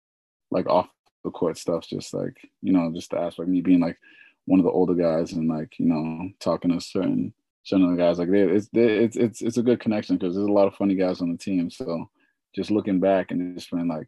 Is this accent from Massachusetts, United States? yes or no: yes; Boston, Massachusetts, United States; I'm from Boston, Mass